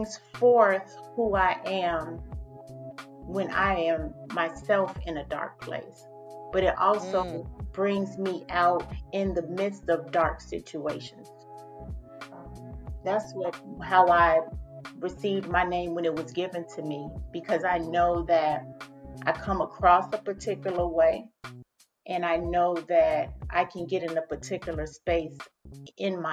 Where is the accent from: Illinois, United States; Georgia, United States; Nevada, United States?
Illinois, United States; Chicago; moved away as an adult; now in Atlanta, United States; growing up in Chicago, we could just walk down the street to the church.